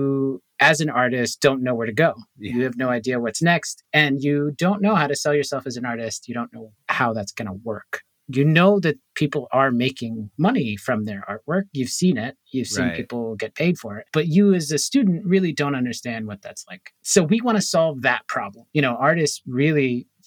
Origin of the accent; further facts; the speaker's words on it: Boston, Massachusetts, United States; also born or lived in Puerto Rico; I was born in Boston, grew up in Boston. I moved to Puerto Rico a little bit, had some space there, and then moved back